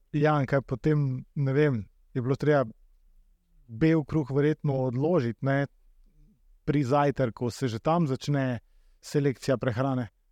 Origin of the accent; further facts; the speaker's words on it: Slovenia; Slovenci smo